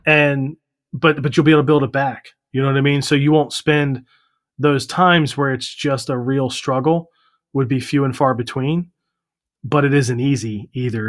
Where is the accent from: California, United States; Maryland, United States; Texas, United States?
Maryland, United States; also born or lived in Virginia; I was born in Virginia, but we moved to Maryland when I was two